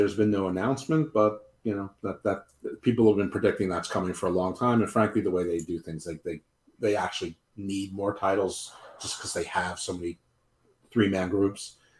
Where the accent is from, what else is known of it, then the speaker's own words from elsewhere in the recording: Long Island, New York, United States; I grew up in Long Island.